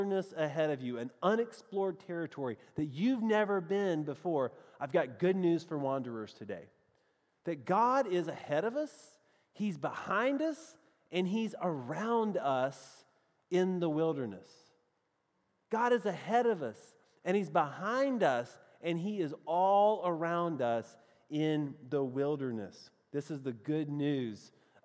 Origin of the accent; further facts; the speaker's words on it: the South, United States; accent: southern; my best southern accent, which is really the only way I know how to talk